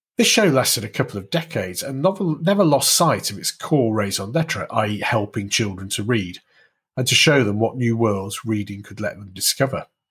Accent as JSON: {"language": "English", "town": "Warrington", "region": "North West England", "country": "United Kingdom", "tie": "born or raised there", "said": "I grew up in and around Warrington in the northwest of England"}